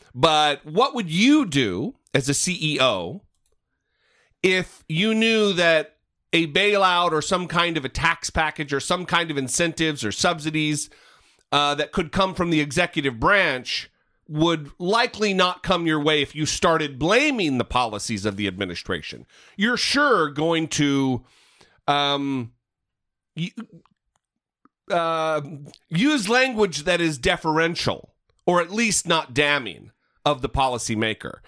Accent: northern Idaho, United States; my hometown in northern Idaho

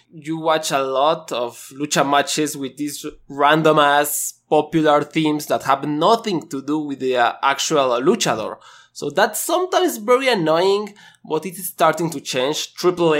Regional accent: Mexico; I'm from Mexico

